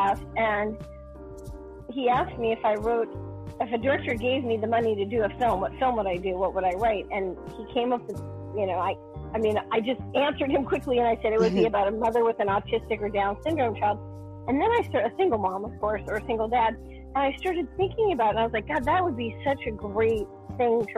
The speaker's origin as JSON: {"language": "English", "region": "New York", "country": "United States", "tie": "born or raised there", "said": "I grew up in New York, and I started modeling when I was 2.5"}